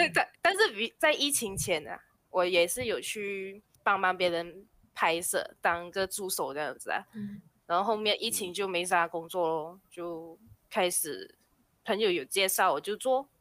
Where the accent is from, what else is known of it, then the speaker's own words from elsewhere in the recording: Malaysia; 我是马来西，来自马来西亚的